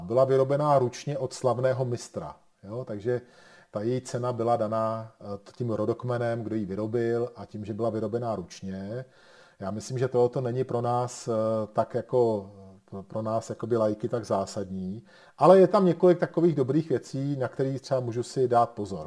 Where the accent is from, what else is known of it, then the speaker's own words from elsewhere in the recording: Bohemia, Czechia; u nás v Čechách